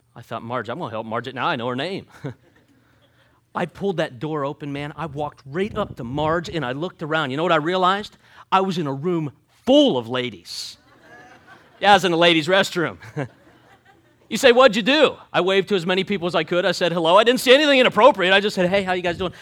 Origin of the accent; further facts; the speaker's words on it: Jersey Shore, Pennsylvania, United States; moved away; I'm from Pennsylvania, Jersey Shore, Pennsylvania. So we grew up forty-five minutes away from Knobel's Grove